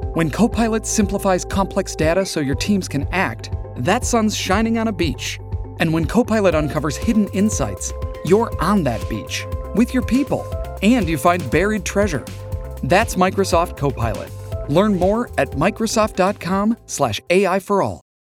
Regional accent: Bunkyo, Tokyo, Japan; 同じく文京区は私の出身でもあります千駄木

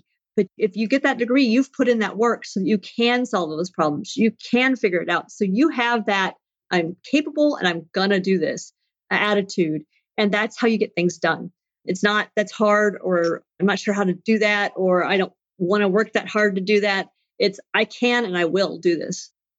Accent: Midwest, United States; we're Midwesterners.

